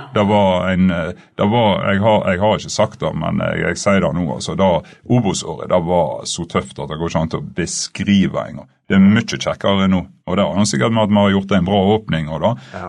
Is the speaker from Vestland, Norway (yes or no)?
yes; Stanghelle, Vestland, Norway; moved away; jeg er alltid fra Stanghelle